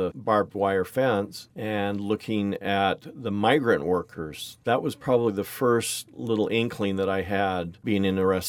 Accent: Smithfield, Utah, United States; also born or lived in Logan, Utah; I was born in Logan, Utah in 1957. I grew up in Smithfield.

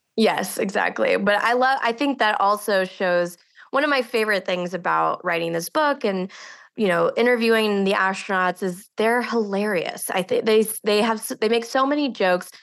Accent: Houston, Texas, United States; I grew up outside of Houston in a community that was very close to the space program

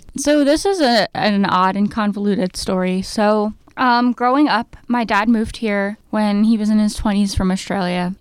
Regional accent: New Jersey, United States; I grew up in New Jersey

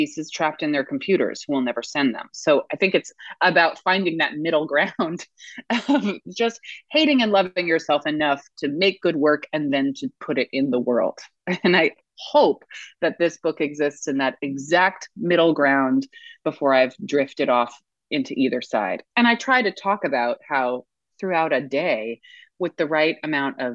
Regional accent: United States; also born or lived in New York / Connecticut; I grew up in New York and then Connecticut

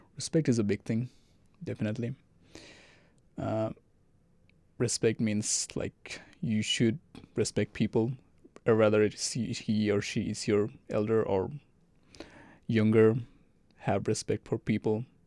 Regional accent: Saudi Arabia; English is a second language; also born or lived in Bangladesh; now in Arkansas, United States; I grew up in Saudi Arabia

